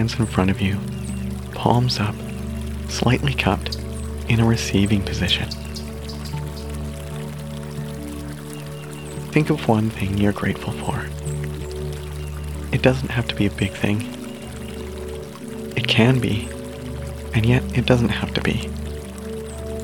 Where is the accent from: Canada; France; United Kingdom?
Canada; I'm Canadian